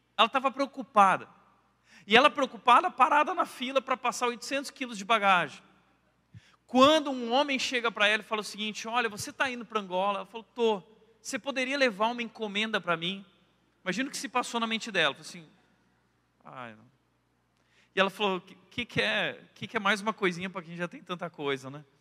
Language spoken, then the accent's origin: Portuguese; Colorado, Rio Grande do Sul, Brazil; eu nasci no Rio Grande do Sul. Ah, sou gaúcho, nasci numa cidade lá, Colorado